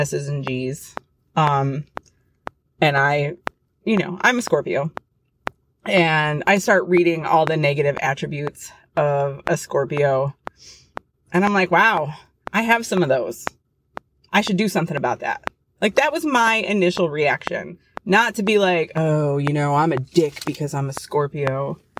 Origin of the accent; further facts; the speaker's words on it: United States; as an American